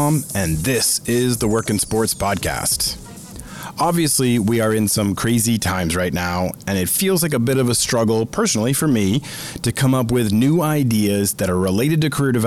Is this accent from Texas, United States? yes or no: no; Boston, Massachusetts, United States; I grew up in the Northeast, in Boston, in the Boston area